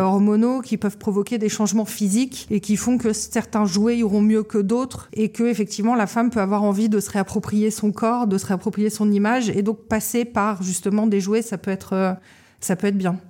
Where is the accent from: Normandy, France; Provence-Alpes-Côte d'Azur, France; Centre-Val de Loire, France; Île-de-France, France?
Île-de-France, France; Paris; now in Lorient, France; moi je suis née à Paris en juillet 1983 et j'ai grandi à Paris